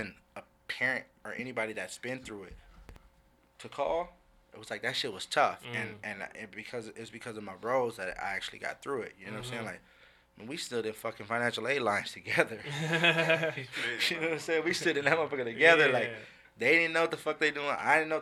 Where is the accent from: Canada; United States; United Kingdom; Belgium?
United States; Compton, California; moved away; also born or lived in White Center, Washington; I grew up in Compton. In the, you know, L.A. area, moved to White Center, the Seattle area